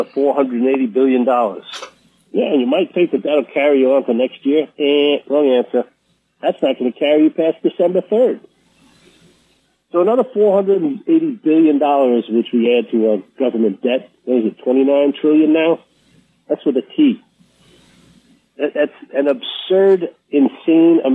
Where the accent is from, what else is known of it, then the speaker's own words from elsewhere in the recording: New York, United States; I'm from New York.